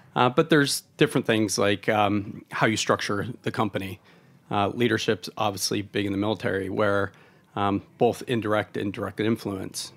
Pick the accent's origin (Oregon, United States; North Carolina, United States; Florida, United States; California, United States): Oregon, United States; moved away; I'm from Oregon originally